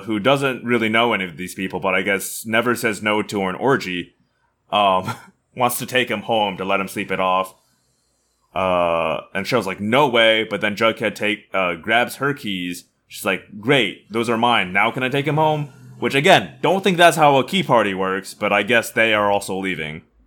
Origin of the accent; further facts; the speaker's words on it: United States; we're from the Midwest slash the South